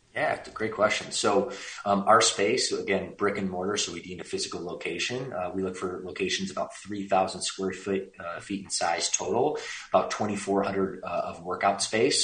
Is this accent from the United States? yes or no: yes; Warren, Michigan, United States; moved away as an adult; also born or lived in Los Angeles, California; now in California, United States; I went to high school in Warren